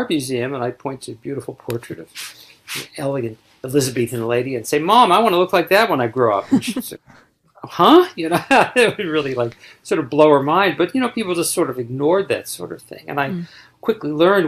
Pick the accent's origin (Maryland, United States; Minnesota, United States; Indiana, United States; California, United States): Maryland, United States; Baltimore suburbs; growing up in the Baltimore suburbs